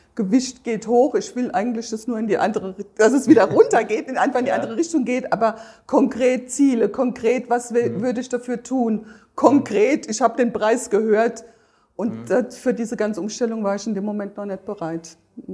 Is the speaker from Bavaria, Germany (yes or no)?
no; between Darmstadt and Bensheim, southern Hesse, Germany; ich komme aus Südhessen, südlich von Darmstadt, zwischen Darmstadt und Bensheim